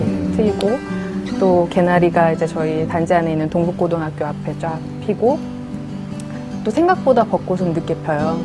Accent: Seoul, South Korea; 저는 거기서 태어나고 어. 자랐고 유년 시절의 기억이 다 그곳에 있는 어. 사람이고요.

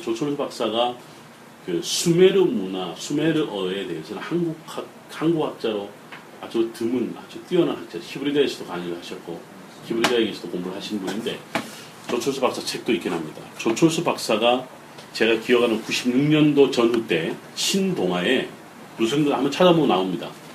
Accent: Ulsan, South Korea; 제 고향이 경상남도 울산인데

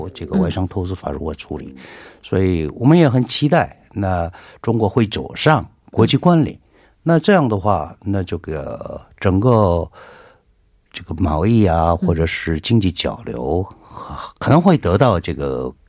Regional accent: South Korea; Chinese is a second language; 我那个在韩国土生长大的啊，那今天头一次看到这个这么严重的情况

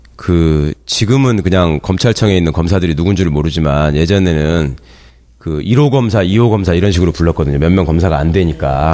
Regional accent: Jeonju, North Jeolla, South Korea; moved away; 제 고향이 고향이 전주인데

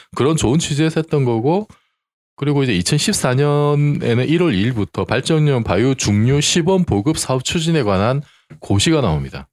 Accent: Busan, South Korea; 제가 이제 그 고향이 부산인데

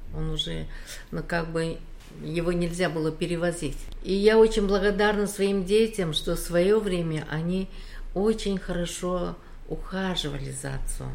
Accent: Uzbekistan; moved away as an adult; also born or lived in Khabarovsk, Russia; now in South Korea; Вообще-то я родилась в Узбекистане, прожила там всю свою сознательную жизнь

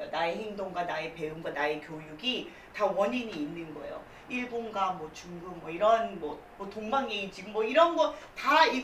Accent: South Korea; 당당하게 저는 한국인이고 음. 주민등록증도 나왔고 주민번호가 있습니다.

